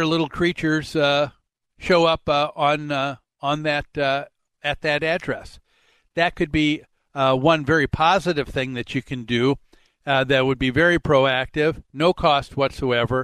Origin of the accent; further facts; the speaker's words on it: Medicine Lake, Minnesota, United States; growing up on Medicine Lake